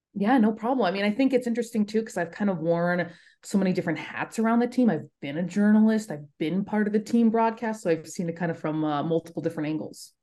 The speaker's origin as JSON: {"language": "English", "town": "Los Angeles", "region": "California", "country": "United States", "tie": "born or raised there", "also_born_or_lived": "Buffalo, New York", "moved": "as an adult", "said": "I grew up in Los Angeles, spent the first eighteen years of my life there."}